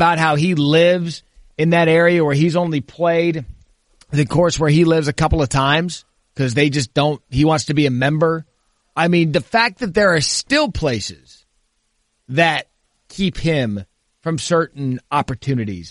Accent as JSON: {"language": "English", "town": "Scottsdale", "region": "Arizona", "country": "United States", "tie": "born or raised there", "said": "growing up in Scottsdale"}